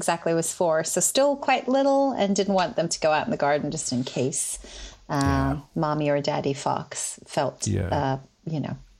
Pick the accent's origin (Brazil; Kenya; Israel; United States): Israel; first language Hebrew; English is a second language; moved away as an adult; now in United Kingdom; And I grew up in Israel.